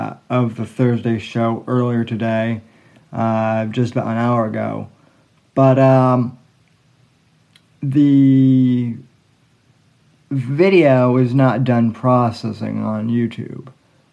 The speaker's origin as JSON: {"language": "English", "region": "Colorado", "country": "United States", "tie": "born or raised there", "moved": "as an adult", "lives_now": "Florida, United States", "said": "I actually grew up in Colorado. I did not grow up in Fort Collins, where New Belgium is."}